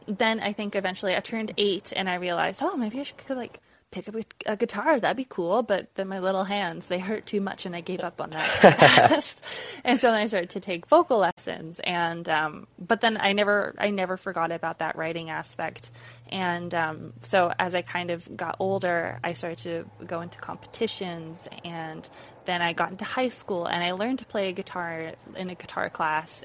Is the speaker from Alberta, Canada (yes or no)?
yes; Alberta, Canada; born or raised there